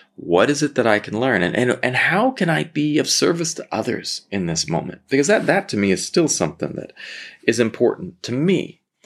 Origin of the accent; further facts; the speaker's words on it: Southern California, United States; I grew up in Southern California